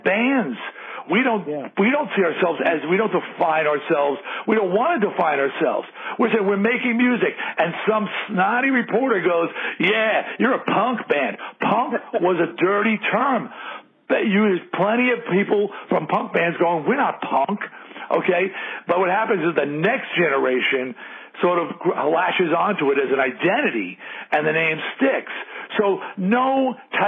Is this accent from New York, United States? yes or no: yes; Long Island, New York, United States; I was a rube from Long Island